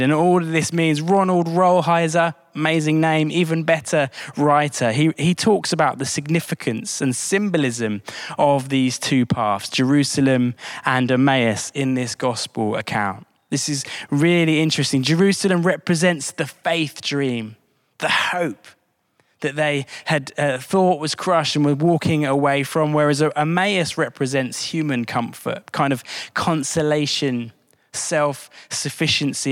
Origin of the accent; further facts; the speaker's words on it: High Wycombe, South East England, United Kingdom; Wickham Wanderers, my hometown team